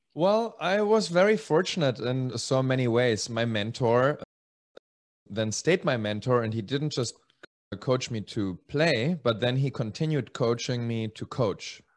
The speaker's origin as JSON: {"language": "English", "country": "Germany", "tie": "born or raised there", "also_born_or_lived": "Czech Republic / Spain", "moved": "yes", "said": "originally Czech. I grew up in Germany and then in Spain"}